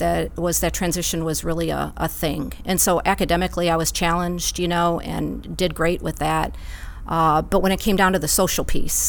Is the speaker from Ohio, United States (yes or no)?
yes; Cleveland, Ohio, United States; moved away as an adult; also born or lived in San Diego; I grew up outside of Cleveland, Ohio.